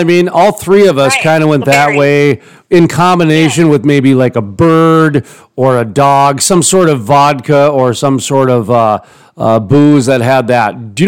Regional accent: Dakota, United States; Boy, can't tell I'm from Dakota, can you? Black Hills.

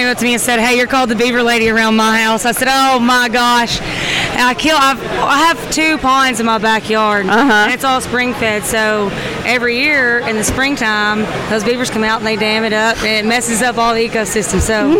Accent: Tyler, Texas, United States; I'm from Tyler, Texas, born and raised. I live on 5,000 acres.

